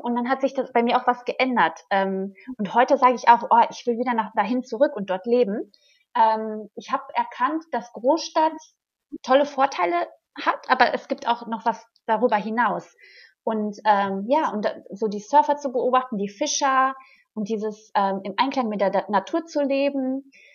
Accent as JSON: {"language": "German", "town": "Hagen", "region": "North Rhine-Westphalia", "country": "Germany", "also_born_or_lived": "Florianópolis, Brazil", "moved": "as an adult", "said": "ich komme halt aus Hagen. Das ist eine kleine Stadt"}